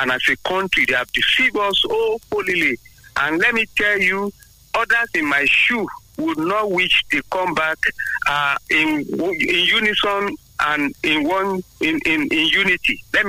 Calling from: Abeokuta, Ogun State, Nigeria; from Abeokuta.

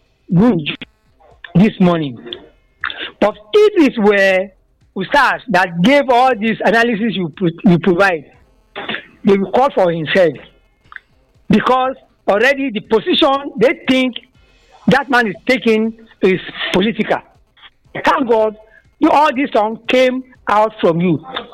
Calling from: Nigeria; from Isayake.

